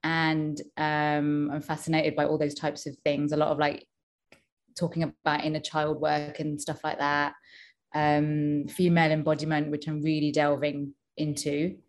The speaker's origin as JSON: {"language": "English", "region": "London", "country": "United Kingdom", "said": "I'm from London. I'm 37. By day, I'm a PA."}